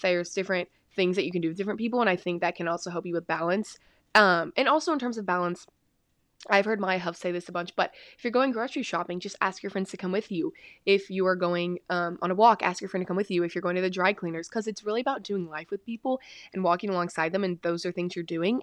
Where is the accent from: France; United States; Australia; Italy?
United States; Texas; I'm from Texas